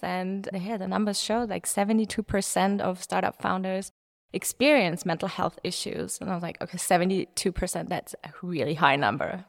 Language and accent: English; Munich, Bavaria, Germany; I'm from Munich.